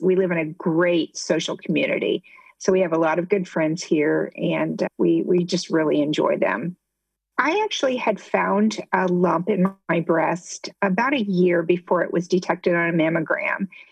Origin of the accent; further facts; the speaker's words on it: Midwest, United States; moved away as an adult; also born or lived in Ohio; now in Southwest Florida, United States; I grew up in the Midwest, and my husband and I actually went to the same high school